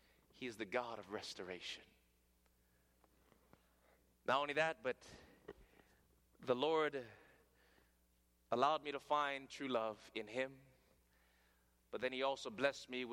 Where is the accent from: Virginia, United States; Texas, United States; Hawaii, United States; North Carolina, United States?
Hawaii, United States; accent: pidgin; first language Hawaiian Pidgin; English is a second language; You know, in Hawaii, we speak a different language there. And to be honest, English is my second language. My first language is broken English. That's what we speak in Hawaii. It's called pidgin.